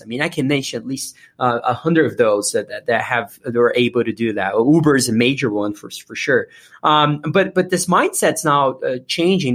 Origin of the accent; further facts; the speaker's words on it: Brazil; moved away as an adult; now in United States; I was born and raised in Brazil